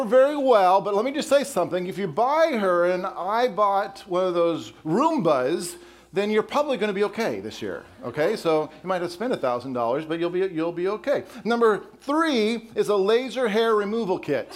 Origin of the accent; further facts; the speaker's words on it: Colorado, United States; also born or lived in Wisconsin; now in Texas, United States; I grew up in Colorado and then spent 14 years in Wisconsin